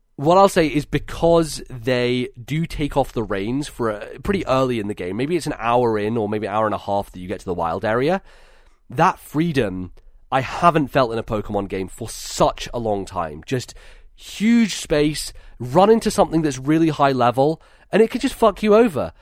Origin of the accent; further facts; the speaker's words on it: United Kingdom; my experience as being a British person